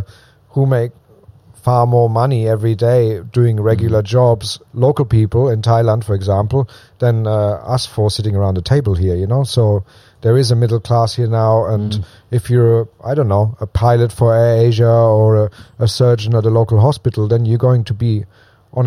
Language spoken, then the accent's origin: English; southwest Germany, Germany; moved away; I'm German. I was born in Germany.